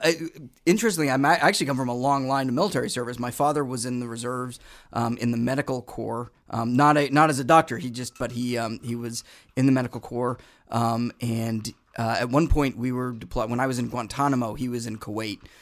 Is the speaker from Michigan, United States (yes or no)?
no; Boston, Massachusetts, United States; I was born in Boston.